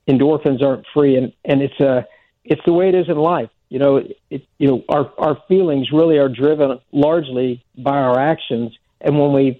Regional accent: Oklahoma, United States; I grew up in Oklahoma

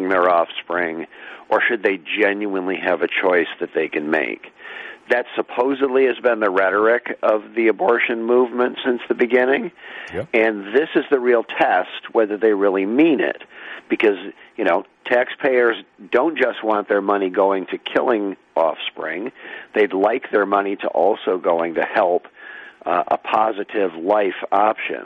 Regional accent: Holland, Michigan, United States; the town where I grew up in Holland, Michigan

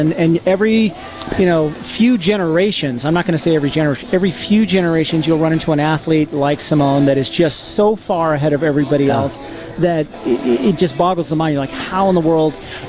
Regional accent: Albuquerque, New Mexico, United States; I grew up in Albuquerque, New Mexico, and my family had homeschooled us.

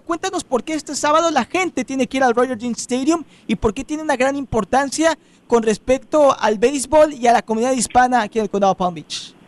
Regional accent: Mexico; Yo soy mexicano

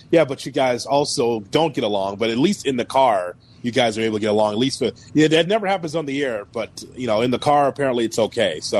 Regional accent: Tampa, Florida, United States; I'm from Tampa.

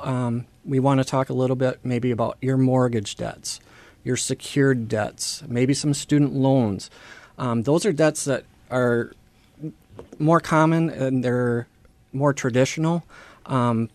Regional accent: Austin, Minnesota, United States; I'm born and raised in Austin

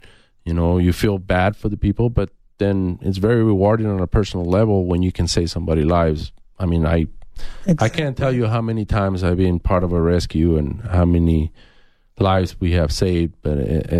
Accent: Nogales, Arizona, United States; So, like I said, I grew up in Nogales, and I always saw Border Patrol

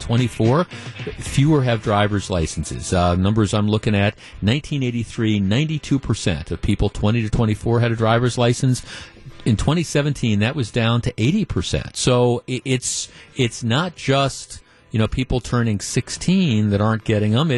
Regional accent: Glendale, Wisconsin, United States; I grew up in Glendale. I grew up in the Milwaukee suburbs

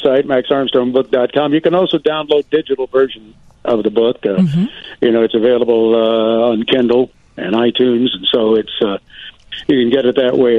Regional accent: southern Indiana near Kentucky, United States; moved away; I grew up near Kentucky.

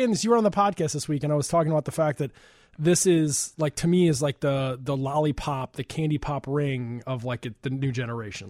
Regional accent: Chicago suburbs, Illinois, United States; I'm from the suburbs

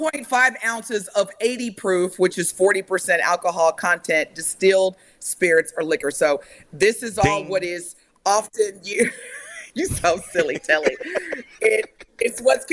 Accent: Evansville, Indiana, United States; now in Wisconsin, United States; I grew up in Evansville, Indiana

